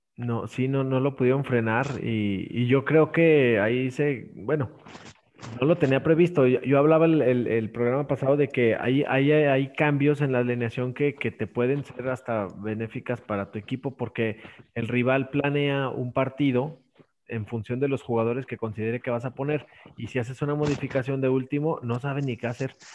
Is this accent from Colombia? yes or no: no; Aguascalientes, Mexico; yo soy de acá de Aguascalientes